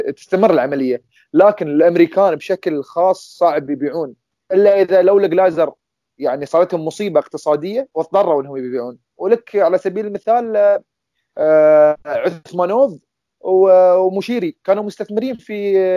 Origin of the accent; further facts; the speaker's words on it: Qatar; عندنا في قطر